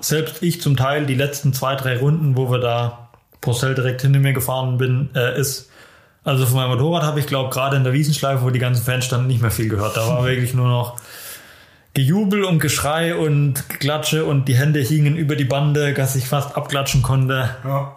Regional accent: Germany; Ich als Deutscher

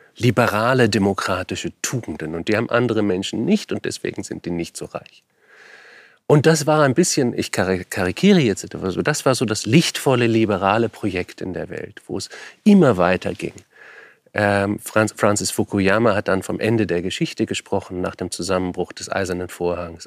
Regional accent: Germany; Meine Kindheit in Deutschland

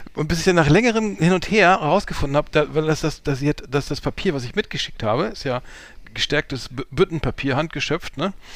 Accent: Germany; deutsch wie ich bin

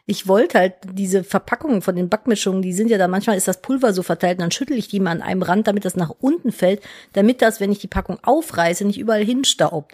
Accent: Cologne, North Rhine-Westphalia, Germany; moved away as an adult; Ich musste eine Station mit der U-Bahn immer zur Schule fahren, von Florastraße zu Neusser Straße.

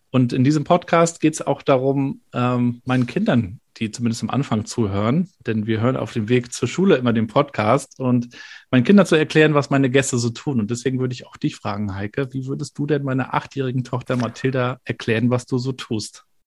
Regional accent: Rostock, Mecklenburg-Vorpommern, Germany; Ich als Rostocker

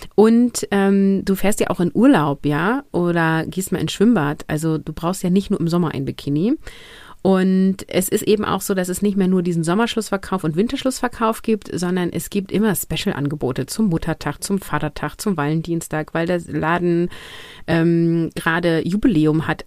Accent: Germany; hier bei uns in Deutschland

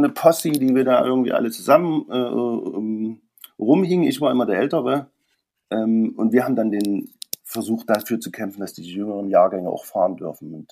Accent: Gera, Thuringia, Germany; Also ich komme eigentlich aus Thüringen, aus Gera.

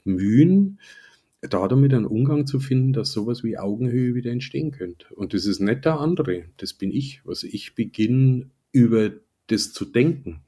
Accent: Upper Palatinate, Bavaria, Germany; ich komme ja selber aus der Oberpfalz

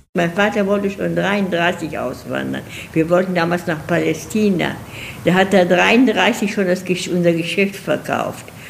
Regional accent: Lünen, North Rhine-Westphalia, Germany; moved away; also born or lived in Dortmund; Ich habe in einem kleinen Ort gelebt, der heißt Brambauer. Und dann hinterher habe ich in Lünen gelebt.

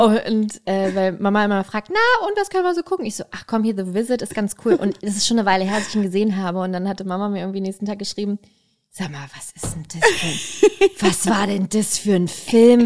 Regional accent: Berlin, Germany; als Berliner

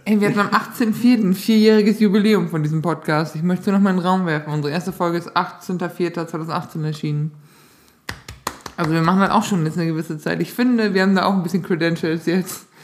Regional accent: Northern Germany, Germany; accent: Low German-tinged (Wat, Dat, Ne); Ich dachte mir, ich spreche akzentfreies Hochdeutsch, aber ich habe viel so dieses Wat und Dat und Ne

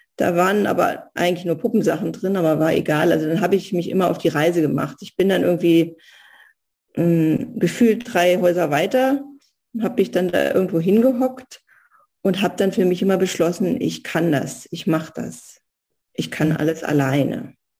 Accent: East Germany, Germany; moved away as an adult; also born or lived in Soviet Union / Berlin / Spessart; ich bin im Osten groß geworden

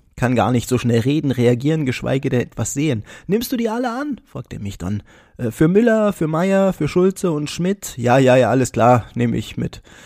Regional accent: Bernburg, Saxony-Anhalt, Germany; Bernburg ist meine Heimat

